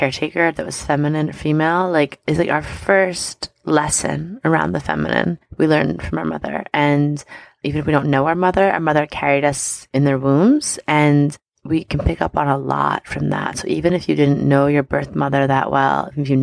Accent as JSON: {"language": "English", "area": "Long Island", "region": "New York", "country": "United States", "tie": "born or raised there", "said": "I grew up on Long Island"}